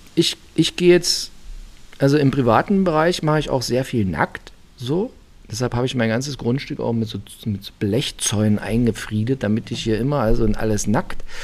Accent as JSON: {"language": "German", "country": "Germany", "said": "bin aus der DDR"}